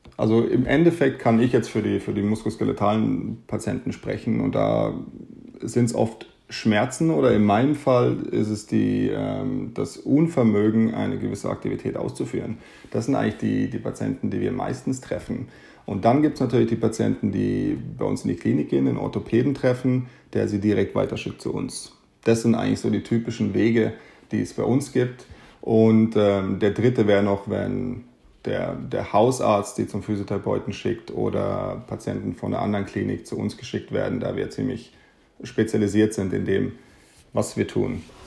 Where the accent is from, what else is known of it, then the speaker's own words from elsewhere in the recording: Munich, Bavaria, Germany; moved away as an adult; also born or lived in Amsterdam, Netherlands; now in Stockholm, Sweden; Ich komme, wie gesagt, aus Deutschland, bin in München aufgewachsen